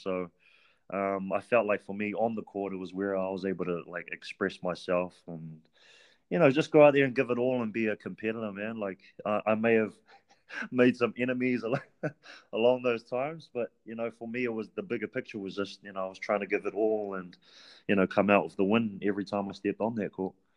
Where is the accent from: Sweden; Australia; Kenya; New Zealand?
New Zealand; Auckland; I'm originally from Auckland. Uh, half my life I was raised in Central Auckland, and then the second half of my childhood I was raised Back where my um, grandparents reside today, uh, which is Mangere